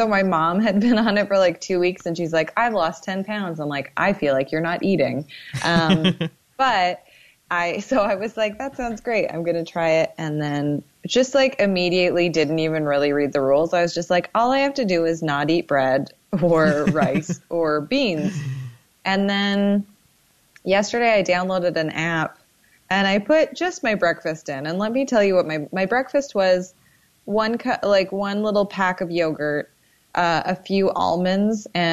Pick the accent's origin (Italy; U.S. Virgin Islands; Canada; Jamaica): Canada; Calgary, Alberta; also born or lived in Toronto; now in Los Angeles, United States; I'm from Calgary, as you mentioned. I lived in Toronto for 5 years. Now I live in Los Angeles